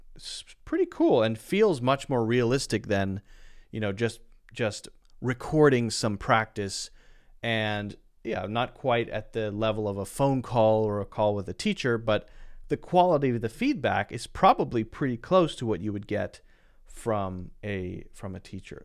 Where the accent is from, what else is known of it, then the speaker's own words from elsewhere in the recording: United States; I'm from the United States